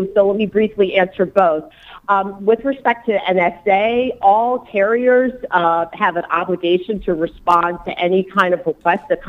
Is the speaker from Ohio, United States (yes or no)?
no; Buffalo, New York, United States; my hometown of Buffalo